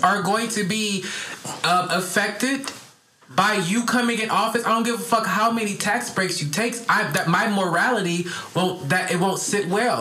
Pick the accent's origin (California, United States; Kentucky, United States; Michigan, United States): Michigan, United States; Detroit; I'm from Detroit, where it's like a lot of gangster